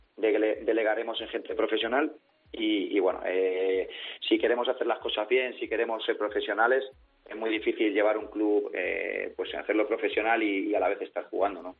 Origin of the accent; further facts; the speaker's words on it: Villarrobledo, Castilla-La Mancha, Spain; mi hermano y so, y yo somos de aquí, de Villarrobledo